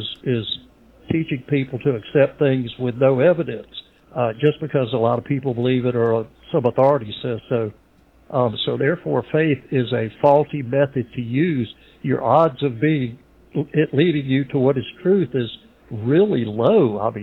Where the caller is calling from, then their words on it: Pensacola, Florida, United States; I'm from Pensacola.